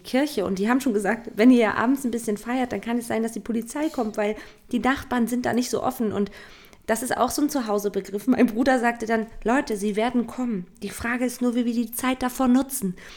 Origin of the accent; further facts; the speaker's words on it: Stralsund, Mecklenburg-Vorpommern, Germany; Stralsund, mhm. was ja meine Heimat ist